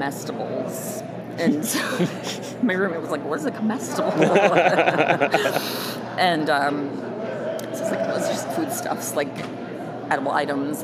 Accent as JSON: {"language": "English", "town": "Palatine", "region": "Illinois", "country": "United States", "tie": "born or raised there", "said": "I live in the Chicagoland area. It's a suburb of Chicago, Palatine. But I've lived there pretty much all my life."}